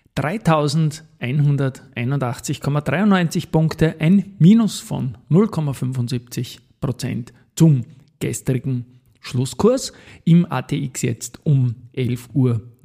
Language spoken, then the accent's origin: German; Austria; moved away; meine Heimat Österreich